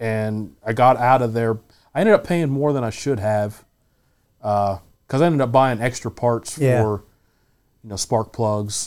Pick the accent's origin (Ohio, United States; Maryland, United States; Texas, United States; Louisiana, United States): Ohio, United States; Zanesville; We're from Zanesville, Ohio.